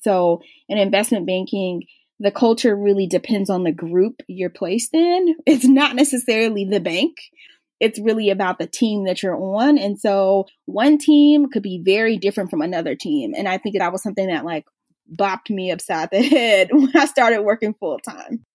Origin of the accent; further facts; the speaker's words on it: Atlanta, Georgia, United States; also born or lived in Philadelphia; I grew up in Atlanta